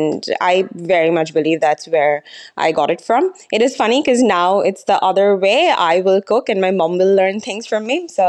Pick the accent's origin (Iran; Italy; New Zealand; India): India; Kolkata, West Bengal; moved away as an adult; So I'm from Calcutta, so in East India. I was there most of my life till college, when I moved to Mumbai for a couple of years.